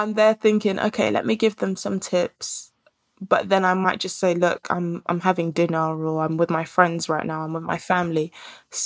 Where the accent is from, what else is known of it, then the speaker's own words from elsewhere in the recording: Nigeria; I'm Nigerian. I'm in Ghana.